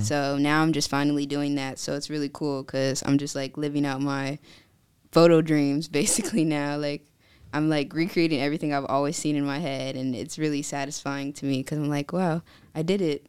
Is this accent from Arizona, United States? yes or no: no; California, United States; moved away as an adult; now in Virginia, United States; I was born and raised in California. I moved out to Virginia January twenty twenty-one